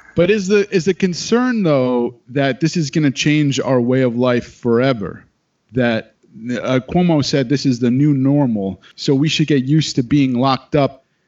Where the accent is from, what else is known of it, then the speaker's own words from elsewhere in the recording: New York, United States; now in Los Angeles, United States; I'm from New York